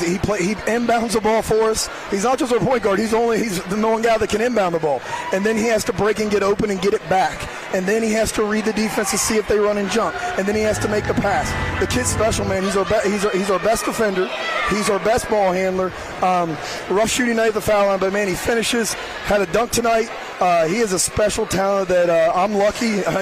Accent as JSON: {"language": "English", "area": "Northern Panhandle", "region": "West Virginia", "country": "United States", "tie": "born or raised there", "said": "a kid growing up in West Virginia. In the Northern Panhandle"}